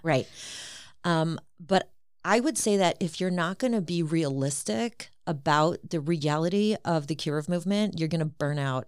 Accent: Cleveland, Ohio, United States; also born or lived in Queens, New York / Israel; I'm originally from Queens, New York, and my family moved to Cleveland when, um, my dad had passed away, my mom remarried, um, my stepfather was here in Cleveland in medical school, he had gone to Tulsi Shiva, and so I came here in second grade, and so I'm basically a Clevelander.

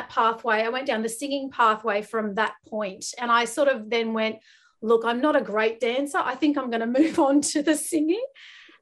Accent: Guildford, New South Wales, Australia; I grew up in Western Sydney. So I grew up in Guildford. It's kind of near Parramatta.

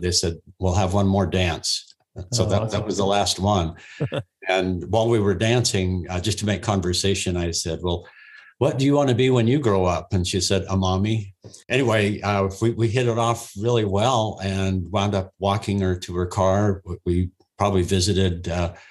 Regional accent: Ogden, Utah, United States; I was raised in Ogden, Utah

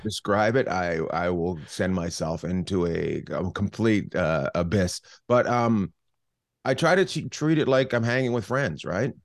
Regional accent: Terrace, British Columbia, Canada; also born or lived in Vancouver / Los Angeles; now in Long Beach, United States; I grew up in Terrace, British Columbia, which is up near Alaska

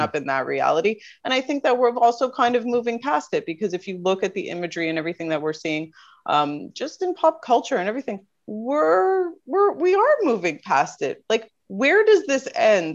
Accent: Canada; I was born and raised in Canada.

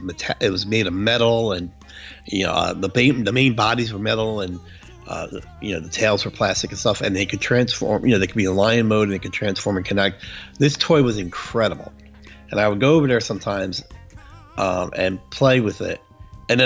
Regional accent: New York metro area, United States; you and I grew up in the New York metro area

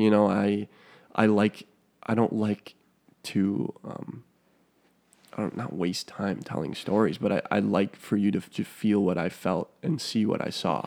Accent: Minnesota, United States; also born or lived in Wisconsin; I moved from Wisconsin over here to Miss, Minnesota, went to this small little private school.

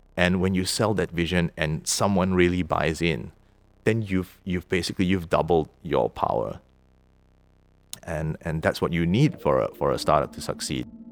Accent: Singapore; moved away as an adult; now in Vaasa, Finland; we lived in Singapore, where I'm from. I'm from Singapore.

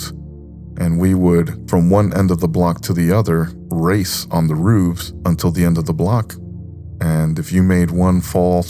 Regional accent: New York, United States; growing up in New York

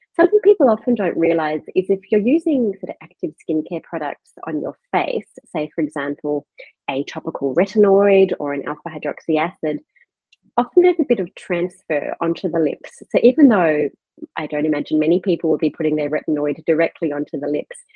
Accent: Perth, Western Australia, Australia; moved away as an adult; now in Melbourne, Australia; I'm from Perth originally and did all my medical training in Western Australia

